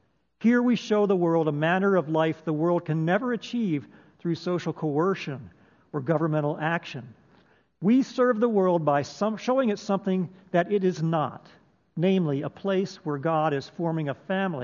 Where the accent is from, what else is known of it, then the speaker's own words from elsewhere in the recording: United States; We are American citizens. We're also citizens of the kingdom of God.